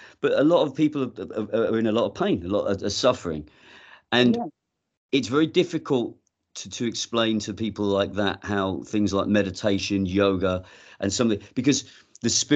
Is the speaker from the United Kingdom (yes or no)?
yes; England, United Kingdom; I grew up in England